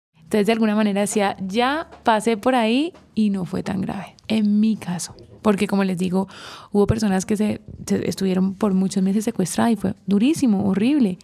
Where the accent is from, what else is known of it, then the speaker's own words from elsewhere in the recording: Colombia; somos colombianos